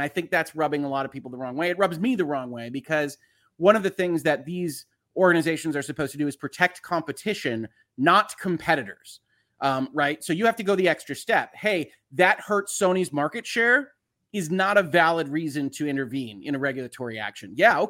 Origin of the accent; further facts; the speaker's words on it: United States; I'm an American lawyer. I have to give that disclosure. I'm not operating in the UK.